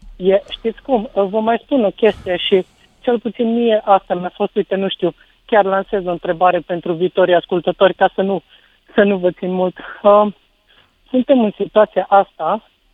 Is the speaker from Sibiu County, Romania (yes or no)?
yes; Sibiu, Sibiu County, Romania; eu sunt din Sibiu